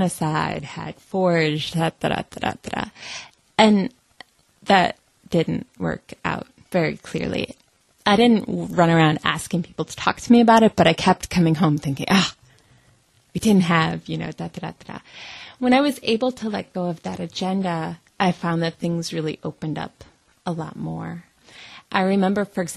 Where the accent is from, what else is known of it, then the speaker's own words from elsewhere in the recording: United States; as an American